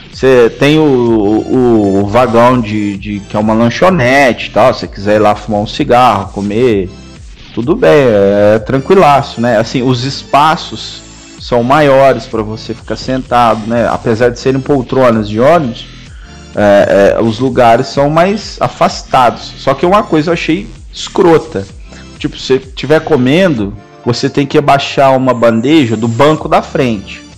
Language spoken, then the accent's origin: Portuguese; Minas Gerais, Brazil; eu sou mineiro, falo trem toda hora